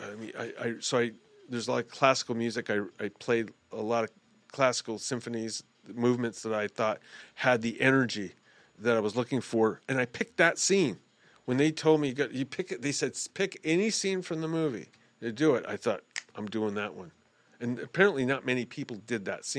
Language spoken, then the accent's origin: English; New York City, New York, United States; moved away; I'm originally from Brooklyn, New York